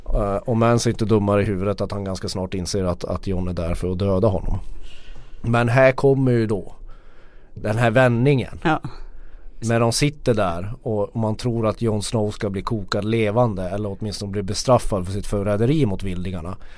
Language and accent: Swedish; Norrland, Sweden; som norrlänning kan jag ta det